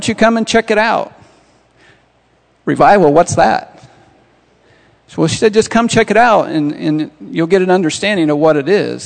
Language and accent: English; Montezuma, Indiana, United States; now in Terre Haute, United States; I'm from Montezuma, Indiana, a little town north of here. Grew up there many years.